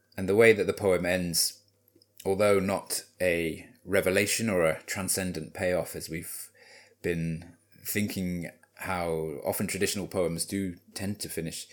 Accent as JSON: {"language": "English", "region": "Wales", "country": "United Kingdom", "tie": "born or raised there", "said": "I grew up in Wales, so I don't want to mimic the Welsh accent at this point"}